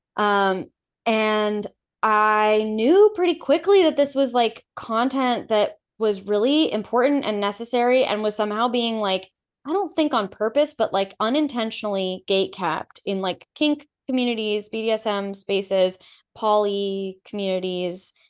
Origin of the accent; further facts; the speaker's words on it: Los Angeles, California, United States; moved away as an adult; also born or lived in New York; I grew up in Los Angeles in, like, a T V home, an entertainment home